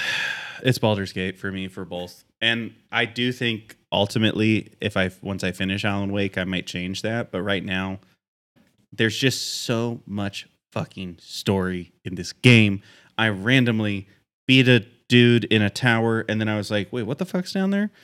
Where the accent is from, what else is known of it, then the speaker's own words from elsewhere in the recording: Pacific Northwest, United States; as a Pacific Northwest boy